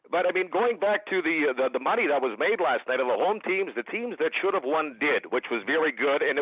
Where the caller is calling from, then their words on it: Saskatoon, Saskatchewan, Canada; I'm listening from Saskatoon today, and I've been listening to you guys for quite some time.